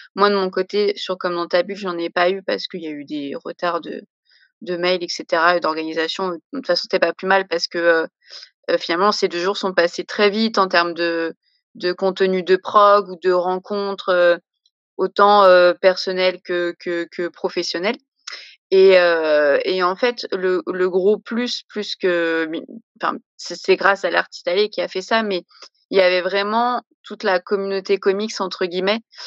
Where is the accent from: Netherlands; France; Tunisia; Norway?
France; Paris, Île-de-France; moi je suis de Paris